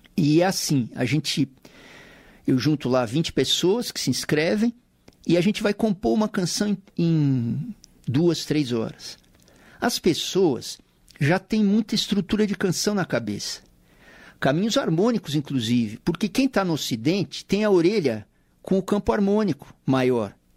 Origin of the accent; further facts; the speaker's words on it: São Paulo, Brazil; Paulistano da Gema, na extinta maternidade de São Paulo